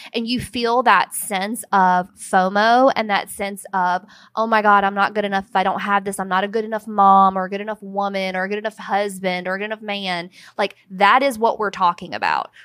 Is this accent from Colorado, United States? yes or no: no; Brewton, Alabama, United States; I am from Alabama. I was raised in a small town called Bruton, Alabama